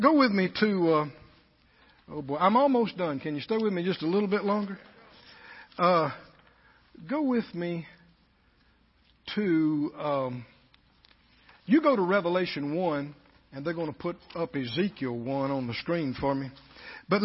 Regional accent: the South, United States; we were in the bigger group of Southerners.

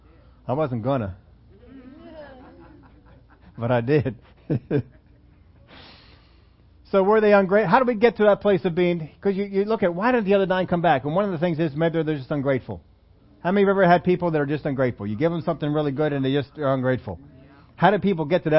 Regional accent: Pennsylvania, United States; I'm from Pennsylvania

